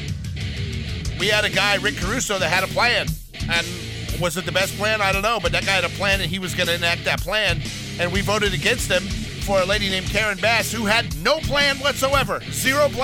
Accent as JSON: {"language": "English", "town": "Los Angeles", "region": "California", "country": "United States", "tie": "born or raised there", "also_born_or_lived": "Alabama", "said": "I may have grown up in Los Angeles, California. I may live in California 99.something% of my life. But I was born in Alabama"}